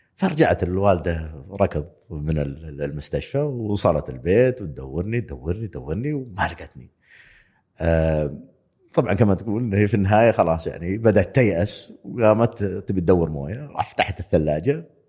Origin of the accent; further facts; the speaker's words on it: Saudi Arabia; also born or lived in United States; أنا موظف سعودي في أمريكا